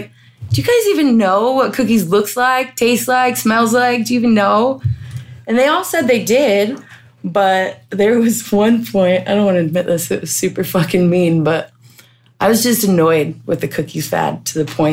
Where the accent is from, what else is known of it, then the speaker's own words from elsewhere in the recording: Utah, United States; moved away as an adult; now in Washington, United States; Growing up in Utah